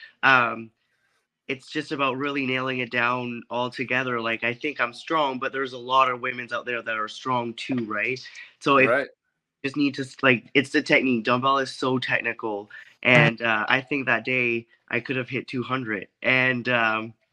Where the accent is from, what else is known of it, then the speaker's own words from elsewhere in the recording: Canada; I had just moved back here in my hometown